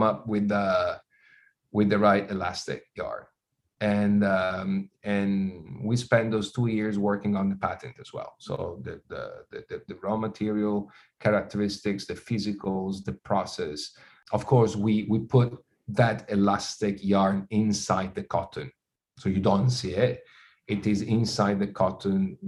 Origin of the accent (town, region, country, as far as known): Italy; born or raised there